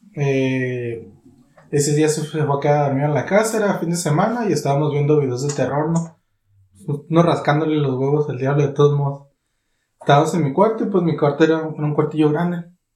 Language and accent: Spanish; Catemaco, Veracruz, Mexico; mi pueblo